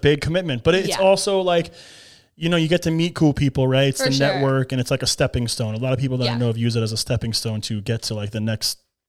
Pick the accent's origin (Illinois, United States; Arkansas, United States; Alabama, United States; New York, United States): New York, United States; moved away as an adult; now in Florida, United States; No, I've been here. I moved here in 2009 from New York.